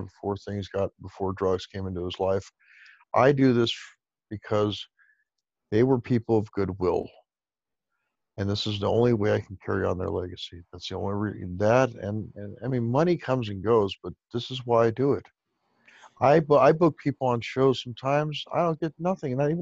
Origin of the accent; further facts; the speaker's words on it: Chula Vista, California, United States; I Grew Up in Chula Vista, which is a town I grew up in.